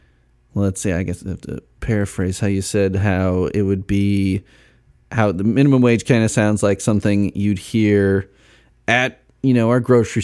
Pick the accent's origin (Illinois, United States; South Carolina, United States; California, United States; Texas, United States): Illinois, United States; Chicago suburbs; I grew up in the Chicago burbs